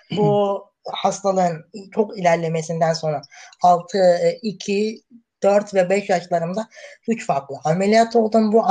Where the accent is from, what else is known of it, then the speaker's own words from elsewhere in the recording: Merzifon, Amasya, Turkey; born there; e, Amasya Merzifon. Doğumluyum